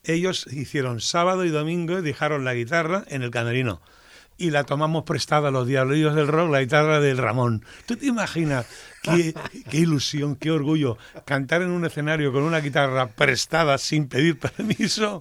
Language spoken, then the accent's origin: Spanish; L'Hospitalet de Llobregat, Catalonia, Spain; me iba hacia casa, que apenas es el número 60, que es donde nací